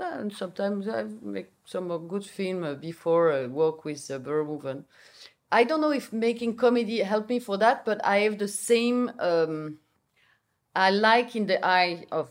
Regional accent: Belgium; English is a second language; I'm from Belgium, I speak Dutch.

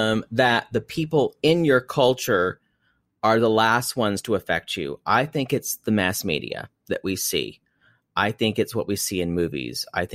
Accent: South Carolina, United States; Growing up in South Carolina.

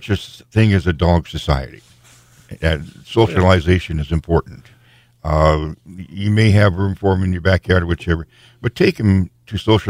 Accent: South Dakota, United States; I'm from South Dakota. I know better.

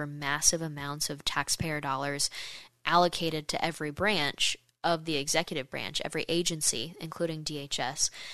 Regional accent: United States; as an American

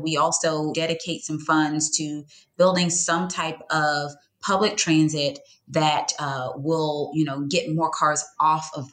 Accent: Georgia, United States; I'm born and raised in Georgia

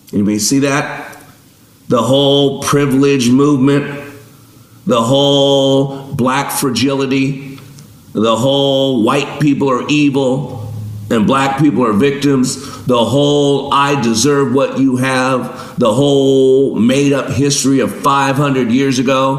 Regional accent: Las Vegas, Nevada, United States; I grew up in Vegas

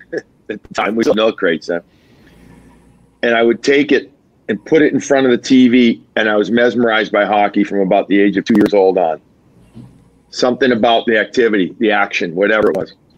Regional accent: Chicago, Illinois, United States; also born or lived in Long Island; now in Boston, United States; I'm Chicagoan. I love my deep dish.

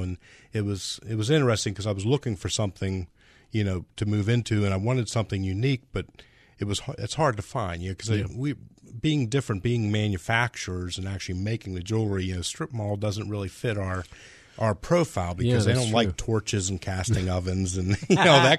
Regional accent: Pittsburgh, Pennsylvania, United States; I grew up in the Pittsburgh area.

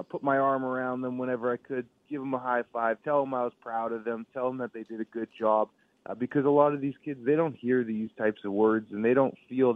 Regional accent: Winnipeg, Manitoba, Canada; I'm born and raised in Winnipeg

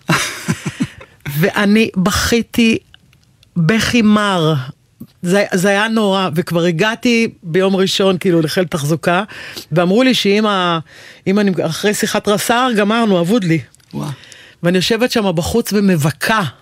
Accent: Haifa, Haifa District, Israel; גדלתי בחיפה.

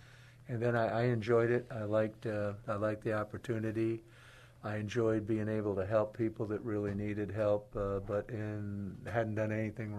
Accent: Rhode Island, United States; moved away as an adult; now in San Antonio, United States; I was born and raised in Rhode Island.

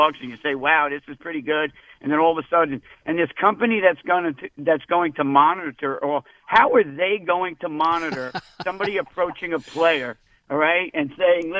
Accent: Fair Lawn, New Jersey, United States; my hometown, Fairlawn, New Jersey

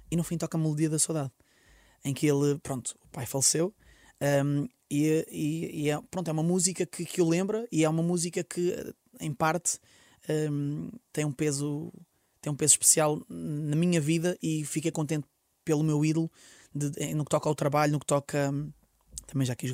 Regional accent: Porto, Norte, Portugal; porque eu sou do Porto, um dragão, uma coisa fixe

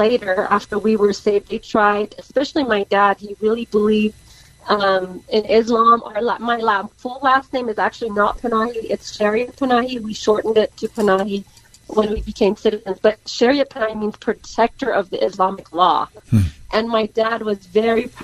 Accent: United States; I was raised in America pretty much since 9

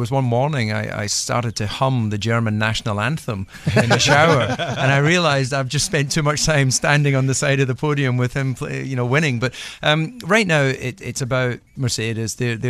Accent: Scotland, United Kingdom; now in Monaco; as a Scotsman

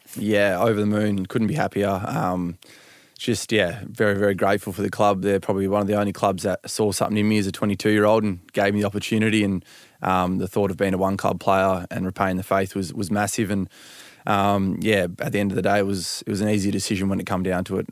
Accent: Perth, Western Australia, Australia; now in Melbourne, Australia; we're both from Perth

